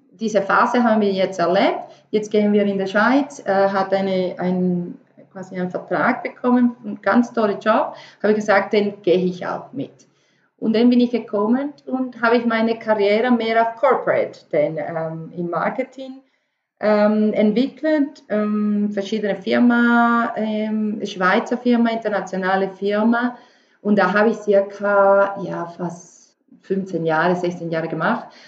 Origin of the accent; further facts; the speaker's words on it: Venezuela; German is a second language; moved away as an adult; also born or lived in Paris; Ich komme ursprünglich aus Venezuela habe ich meine ganze Leben ähm, äh, ja, dort